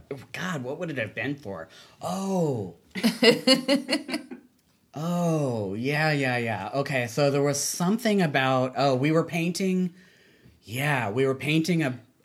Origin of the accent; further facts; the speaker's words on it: the South, United States; Well, I grew up in the South, so it was like, I was in advanced English, just as an example.